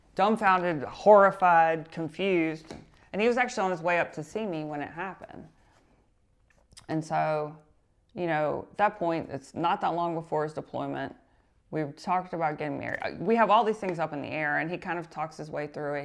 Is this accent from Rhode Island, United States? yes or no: no; North Carolina, United States; we're both from North Carolina